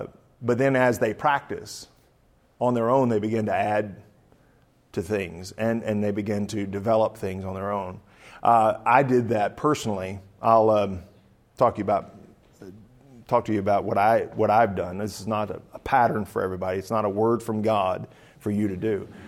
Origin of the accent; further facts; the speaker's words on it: the South, United States; Of course, I'm from the South, too, and it's kind of like, the war's not over yet.